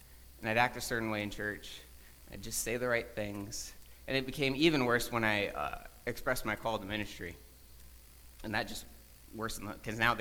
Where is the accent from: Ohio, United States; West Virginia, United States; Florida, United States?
Ohio, United States; Toledo; I was born in Toledo